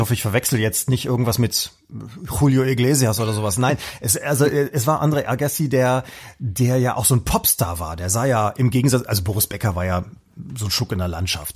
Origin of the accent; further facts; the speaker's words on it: North Rhine-Westphalia, Germany; wir im Westen